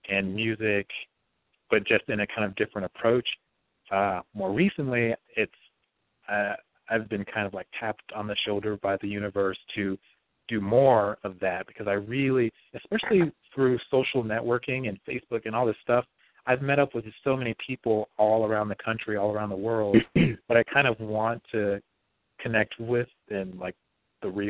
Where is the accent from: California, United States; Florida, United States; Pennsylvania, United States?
California, United States; Bakersfield; I grew up in Bakersfield for the most part in this yellow house that my grandmother owns